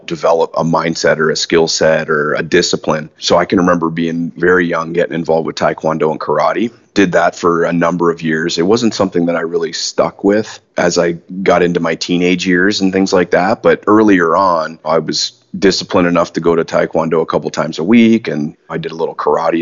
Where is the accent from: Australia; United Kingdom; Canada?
Canada; Ajax, Ontario; also born or lived in Leamington, Ontario / Wheatley, Ontario; born in Leamington, Ontario. My family's from Wheatley, actually, and I spent a first couple years of my life there, and then my mom and dad separated, and we ended up moving away to Ajax pretty early in my life. And I spent the better part of my education, public school, high school years there